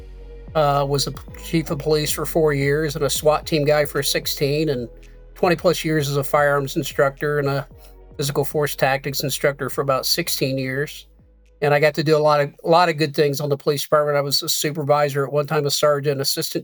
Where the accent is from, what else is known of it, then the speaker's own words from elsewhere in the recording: Connersville, Indiana, United States; I'm originally from Connersville, Indiana